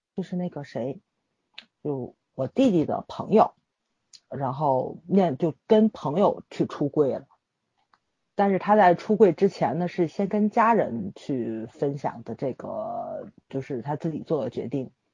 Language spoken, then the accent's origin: Chinese; Tianjin, China; 我们天津人不喜欢出我们这个城市